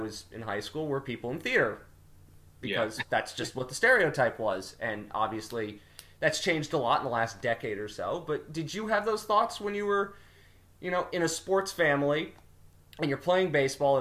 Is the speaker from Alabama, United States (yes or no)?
no; New Jersey, United States; I grew up in South Jersey, born and raised in South Jersey